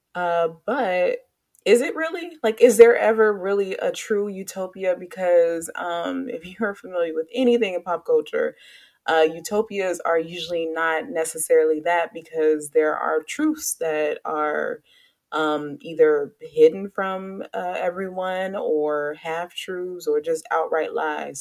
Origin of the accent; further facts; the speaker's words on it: Chicago, Illinois, United States; now in Charlotte, United States; I'm from Chicago